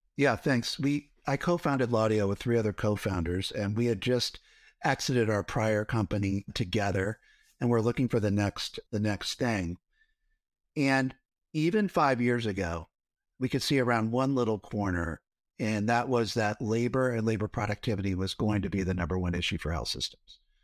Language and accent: English; Cincinnati, Ohio, United States; I grew up in Ohio, in Cincinnati, so right in the middle.